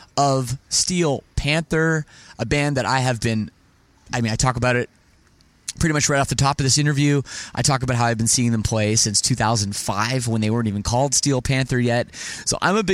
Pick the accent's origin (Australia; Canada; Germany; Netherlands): Canada; Toronto, Ontario; I'm from Toronto